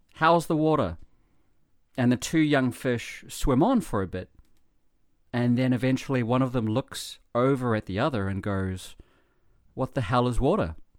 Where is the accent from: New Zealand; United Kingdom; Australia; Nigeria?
New Zealand; now in Japan; I come from New Zealand